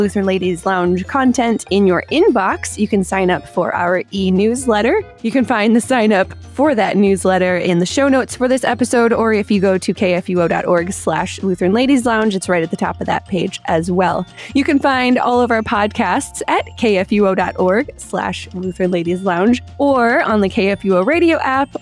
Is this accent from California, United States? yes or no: no; Dearborn, Michigan, United States; I'm from Dearborn, Michigan